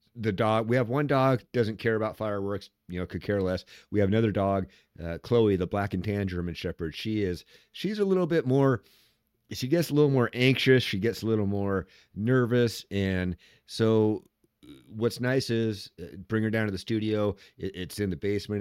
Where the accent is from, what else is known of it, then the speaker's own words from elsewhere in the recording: Washington, United States; I'm from Washington State